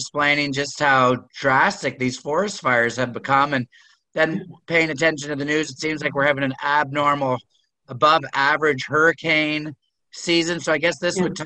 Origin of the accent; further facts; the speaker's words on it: Waterloo Region, Ontario, Canada; I grew up in Waterloo region as well.